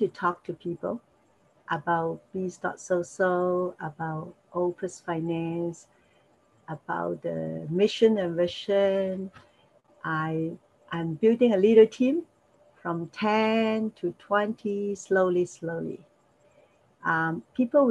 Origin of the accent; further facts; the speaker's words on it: Hong Kong; English is a second language; moved away as an adult; now in Toronto, Canada; I was born in Hong Kong. Hong Kong Chinese. I speak Cantonese, a little bit Mandarin